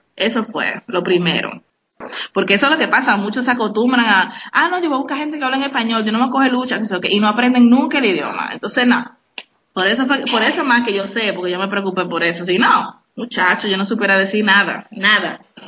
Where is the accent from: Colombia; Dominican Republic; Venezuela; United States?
Dominican Republic; moved away as an adult; also born or lived in France; Yo, yo soy de la República Dominicana.